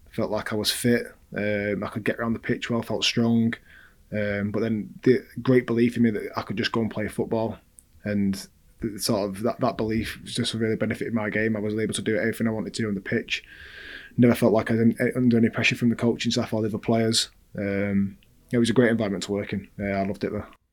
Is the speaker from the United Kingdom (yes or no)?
yes; England, United Kingdom; first language English; I was born in England. I'm, I'm an only I only speak English